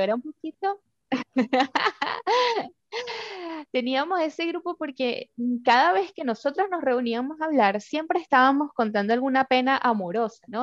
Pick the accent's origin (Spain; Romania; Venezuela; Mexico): Venezuela; moved away; las personas que vivimos en Venezuela, y hablo mucho de ellos porque, bueno, vengo de ahí